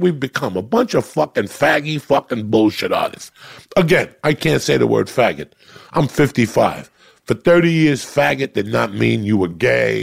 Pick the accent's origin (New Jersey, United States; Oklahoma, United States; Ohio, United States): New Jersey, United States; North Bergen; also born or lived in New York City; I'm from North Bergen, New Jersey